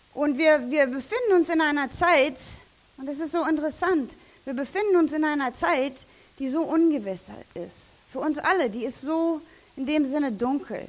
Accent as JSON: {"language": "German", "country": "Germany", "said": "als Deutscher"}